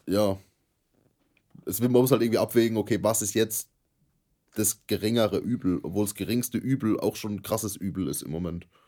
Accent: Germany; wir als Deutsche

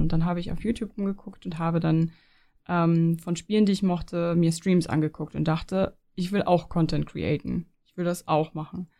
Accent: near the Danish border, Schleswig-Holstein, Germany; moved away as an adult; also born or lived in Leipzig; now in Switzerland; ich komme ja, ich komme ja aus Norddeutschland von der dänischen Grenze

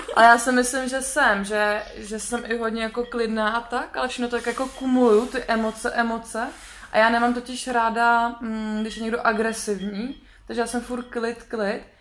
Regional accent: Czechia; now in Iceland; jsem byla Češka

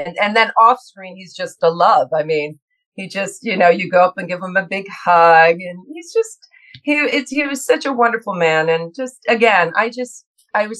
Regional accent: Grand Rapids, Michigan, United States; I born and raised in Grand Rapids, Michigan.

